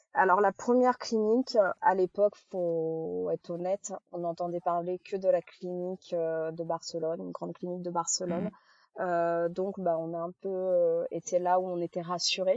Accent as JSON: {"language": "French", "area": "Charente-Maritime", "region": "Nouvelle-Aquitaine", "country": "France", "said": "on est de, de Charente-Maritime"}